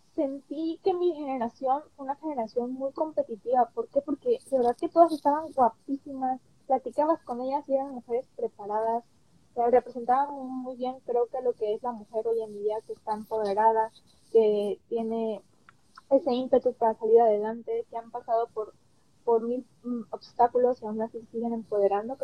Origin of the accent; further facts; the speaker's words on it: Veracruz, Mexico; now in Long Beach, United States; yo soy de Veracruz, Soy del estado de Veracruz